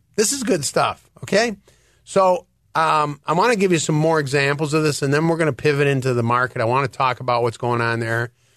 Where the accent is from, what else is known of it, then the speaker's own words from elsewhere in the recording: Detroit, Michigan, United States; now in Illinois, United States; I am from Detroit